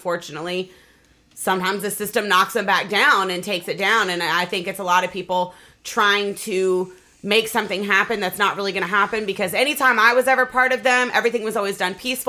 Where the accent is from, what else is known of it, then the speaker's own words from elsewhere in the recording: Norfolk, Virginia, United States; I'm from Norfolk, so it's a regular